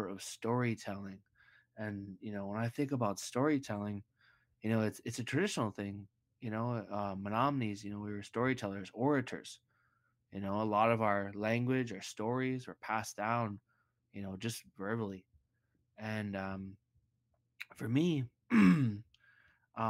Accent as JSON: {"language": "English", "town": "Green Bay", "region": "Wisconsin", "country": "United States", "tie": "born or raised there", "said": "I was born and raised in Green Bay, Wisconsin"}